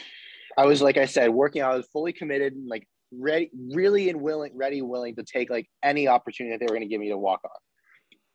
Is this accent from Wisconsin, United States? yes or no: no; San Diego, California, United States; we're all from San Diego